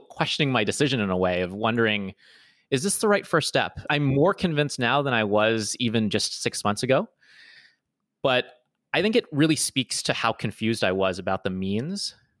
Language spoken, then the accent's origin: English; Toronto, Ontario, Canada; moved away as an adult; was born and raised in Toronto